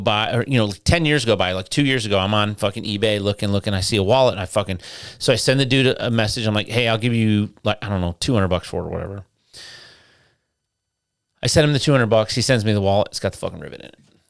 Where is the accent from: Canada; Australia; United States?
United States; Detroit, Michigan; moved away; I'm from Detroit.